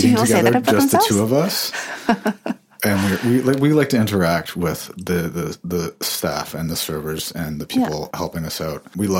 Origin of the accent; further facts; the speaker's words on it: Toronto, Ontario, Canada; I grew up in the Annex, so not far.